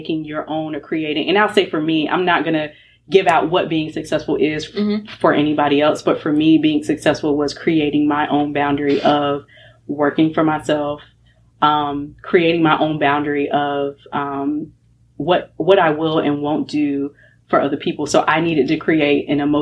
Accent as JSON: {"language": "English", "region": "North Carolina", "country": "United States", "tie": "born or raised there", "also_born_or_lived": "Florida", "said": "I'm raised in North Carolina. I was born in Florida."}